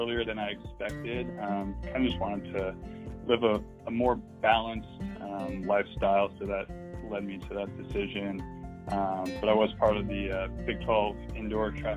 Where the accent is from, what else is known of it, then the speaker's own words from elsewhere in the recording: Atlanta, Georgia, United States; moved away; also born or lived in Texas; I was born and raised in Atlanta, Georgia